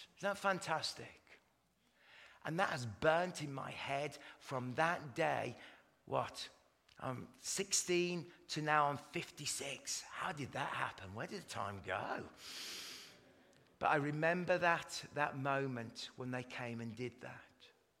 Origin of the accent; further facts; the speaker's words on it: Canada; I'm actually Canadian, but this is my put my English accent on.